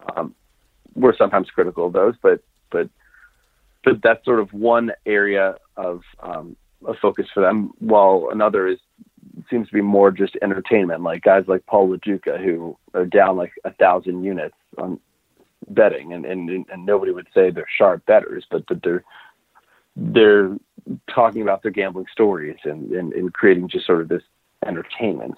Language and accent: English; United States; as an American